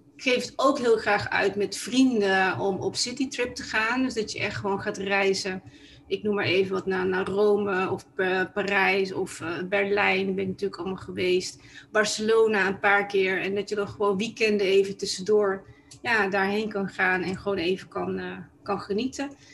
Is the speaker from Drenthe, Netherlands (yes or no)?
no; Tilburg, North Brabant, Netherlands; now in Amsterdam, Netherlands; ik kom oorspronkelijk uit Brabant, want ik ben eigenlijk een Tilburgse. En ik ben ehm, in 1997 ben ik eh, verhuisd eh, naar Amsterdam en daar woon ik eh, nog steeds.